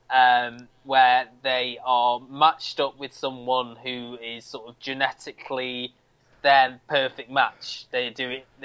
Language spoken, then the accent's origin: English; Canada; I talk funny because I come from Canada.